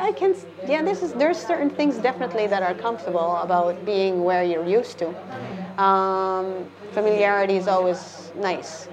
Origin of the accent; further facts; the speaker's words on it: Calgary, Alberta, Canada; moved away as an adult; now in Seville, Spain; I'm from Calgary.